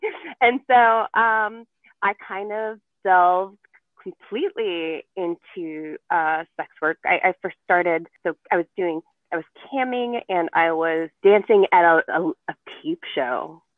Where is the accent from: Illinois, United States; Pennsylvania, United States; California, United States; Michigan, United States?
California, United States; So we moved to the U.S. And I grew up in the Bay Area.